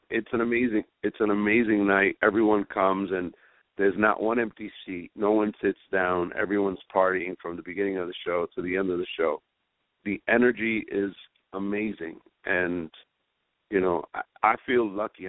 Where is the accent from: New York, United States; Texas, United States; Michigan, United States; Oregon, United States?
New York, United States; New York City; we we grew up in Spanish Harlem